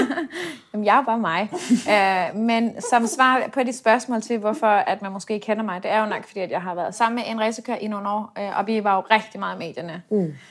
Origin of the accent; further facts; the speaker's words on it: Denmark; moved away as an adult; now in Dubai, United Arab Emirates; som dansker